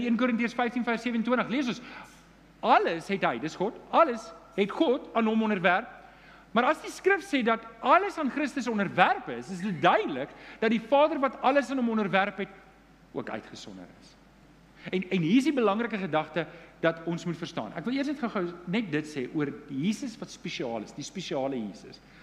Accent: Johannesburg, Gauteng, South Africa; Ek is Johannesburger

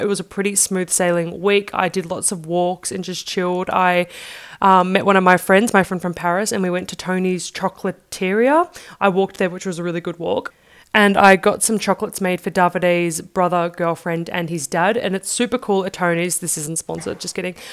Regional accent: Australia; moved away; I'm from Australia

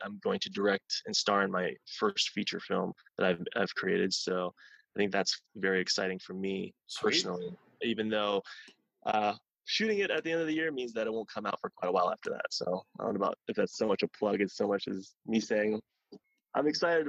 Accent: Columbus, Ohio, United States; now in Los Angeles, United States; it was actually shooting in Columbus, Ohio, which is my hometown.

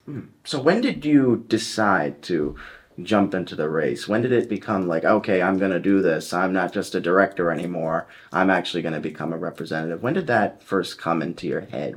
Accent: Coventry, Rhode Island, United States; I was born in Coventry, Rhode Island

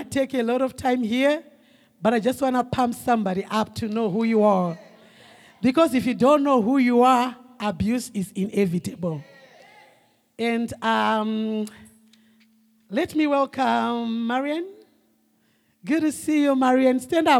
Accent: Harare, Zimbabwe; moved away as an adult; now in United States; I grew up in Zimbabwe

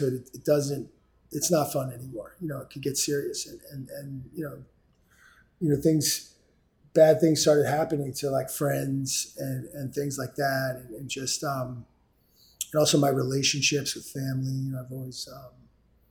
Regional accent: New York City, New York, United States; I grew up in New York City. I came up here on the East Side

